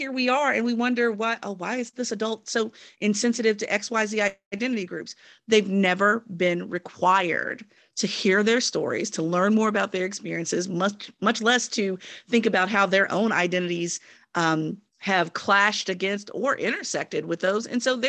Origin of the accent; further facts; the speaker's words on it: United States; Look, I was born and raised here in the United States, have been Black for all 43 years